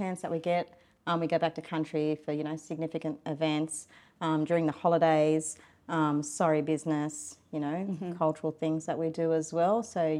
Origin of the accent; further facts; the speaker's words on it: Sydney, New South Wales, Australia; Yes, so I was born in Sydney.